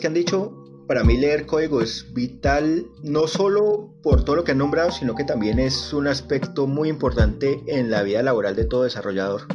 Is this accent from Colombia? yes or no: yes; Colombia; mi tierra querida